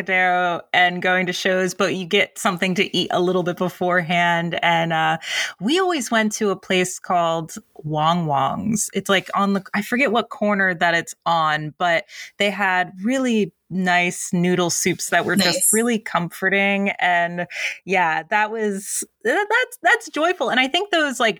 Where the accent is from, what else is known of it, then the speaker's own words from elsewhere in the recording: Berlin, New Jersey, United States; I'm from South Jersey. I grew up in a little town called Berlin, which is like equidistant to Philadelphia